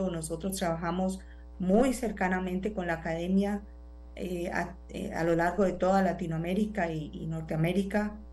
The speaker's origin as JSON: {"language": "Spanish", "country": "Colombia", "tie": "born or raised there", "moved": "yes", "lives_now": "United States", "said": "eh, soy una científica de la Agencia de Atmósferas y Océanos de los Estados Unidos, pero soy colombiana de nacimiento, así es que tengo, sangre en estas tierras."}